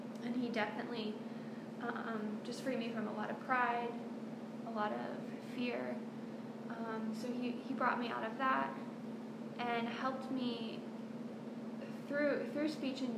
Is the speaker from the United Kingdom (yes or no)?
no; New Waverly, Texas, United States; moved away; I was born and raised in Texas